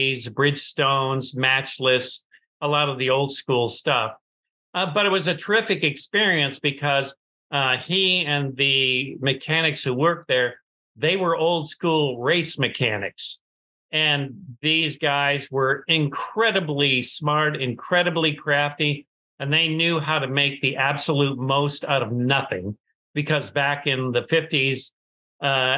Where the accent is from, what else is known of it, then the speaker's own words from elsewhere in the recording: San Diego, California, United States; also born or lived in Detroit, Michigan; We moved to San Diego